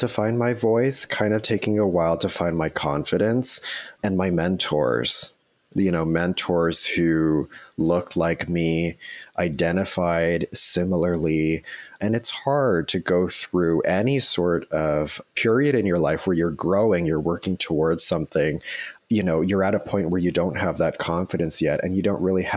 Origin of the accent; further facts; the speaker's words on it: Toronto, Ontario, Canada; moved away as an adult; now in Vancouver, Canada; I grew up in Toronto in the Etobicoke area. So I was born and raised there.